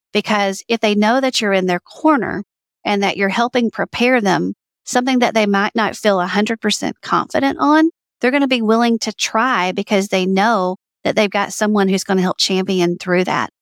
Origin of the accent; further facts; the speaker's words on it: Alabama, United States; I grew up in Alabama